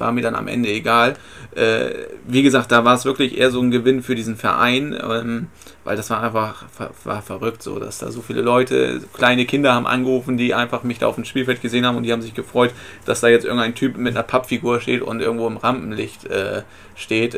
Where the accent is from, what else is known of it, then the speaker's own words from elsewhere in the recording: Bremen, Germany; also born or lived in Aumund, Bremen; Ich bin in Blumenthal geboren, mein Elternhaus war in Bockhorn, dann bin ich nach Aumund gezogen